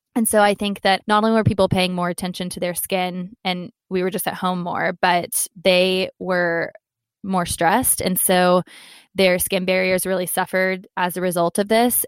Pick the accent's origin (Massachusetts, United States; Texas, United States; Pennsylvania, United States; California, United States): Texas, United States; moved away as an adult; also born or lived in London; I am American, so my kind of family support system is in Texas.